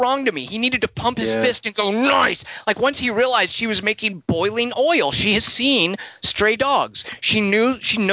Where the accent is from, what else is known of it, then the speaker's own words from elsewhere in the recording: Arkansas, United States; I grew up in Arkansas